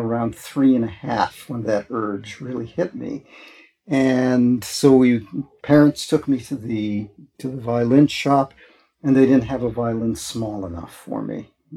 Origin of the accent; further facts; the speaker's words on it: Milwaukee, Wisconsin, United States; moved away as an adult; now in San Francisco, United States; I grew up in Milwaukee, Wisconsin.